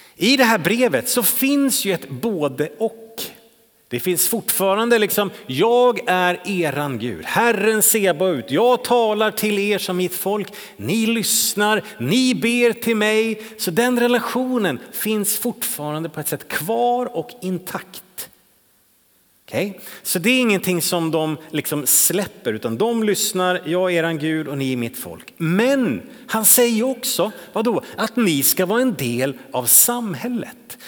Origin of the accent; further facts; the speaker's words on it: Täby, Stockholm County, Sweden; now in Trollhättan, Sweden; den kyrka som jag växte upp i i Täby utanför Stockholm